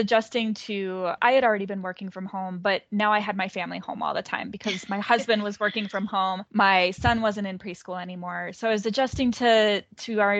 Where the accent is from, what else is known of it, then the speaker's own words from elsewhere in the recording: Minnesota, United States; also born or lived in Pittsburgh; I moved from Pittsburgh, where I was doing my coursework, back home to Minnesota